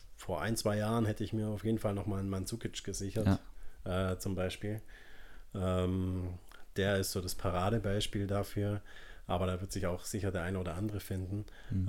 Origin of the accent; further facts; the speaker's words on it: Swabia, Germany; moved away; ich bin ja Schwabe ursprünglich, ähm, bei uns nennt man das, er ist ein richtiger Schaffer